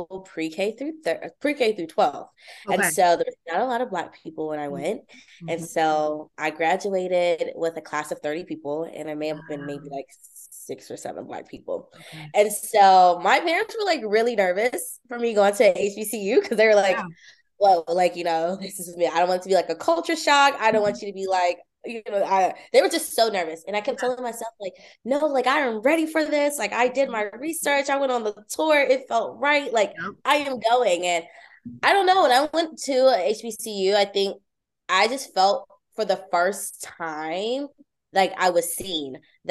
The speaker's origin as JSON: {"language": "English", "town": "Pittsburgh", "region": "Pennsylvania", "country": "United States", "moved": "as an adult", "lives_now": "Nashville, United States", "said": "I am originally from Pittsburgh, but right now I am in Nashville, Tennessee"}